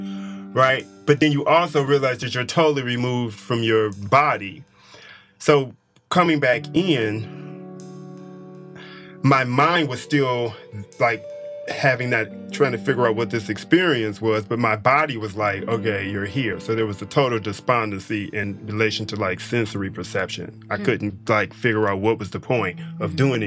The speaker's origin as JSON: {"language": "English", "town": "Detroit", "region": "Michigan", "country": "United States", "tie": "born or raised there", "said": "I grew up in Detroit during the time of when it was very prosperous"}